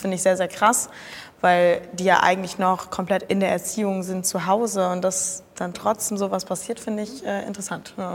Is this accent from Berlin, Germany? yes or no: no; Cologne, North Rhine-Westphalia, Germany; ich komme aus Köln